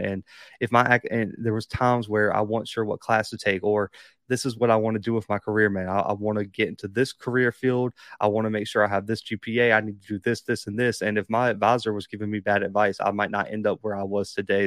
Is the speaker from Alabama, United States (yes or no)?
yes; Alabama, United States; also born or lived in Kansas; I was born in Bama.